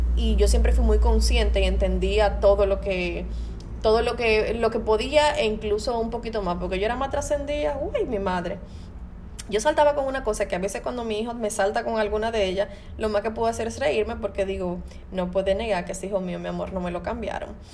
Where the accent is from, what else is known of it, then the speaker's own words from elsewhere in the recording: Santo Domingo Este, Distrito Nacional, Dominican Republic; yo vengo de un barrio de los Minas